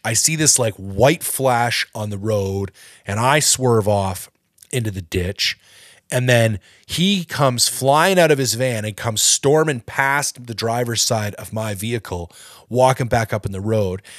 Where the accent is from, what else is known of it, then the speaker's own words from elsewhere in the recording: Canada; I'm not American, I'm Canadian